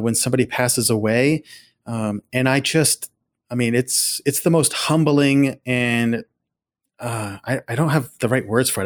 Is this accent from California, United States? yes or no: no; Houlton, Maine, United States; also born or lived in Calais, Maine / Lewiston-Auburn, Maine; I was born in Callis, raised up in the county in Hilton